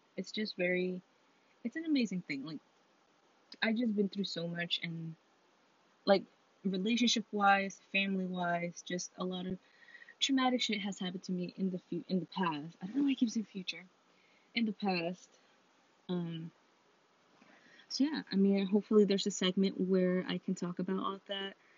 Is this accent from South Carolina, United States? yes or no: no; Connecticut, United States; we're all not from New London, like we're all from Connecticut